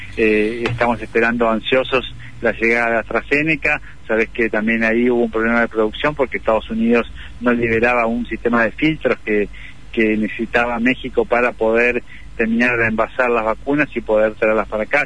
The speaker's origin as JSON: {"language": "Spanish", "country": "Argentina", "said": "como argentinos"}